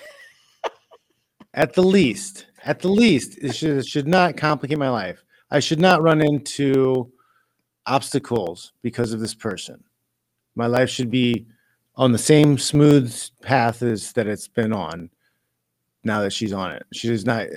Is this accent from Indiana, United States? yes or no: yes; Indiana, United States; now in San Jose, United States; In the Midwest, so Indiana. So like, you know, we had 180 to 250,000 people in our city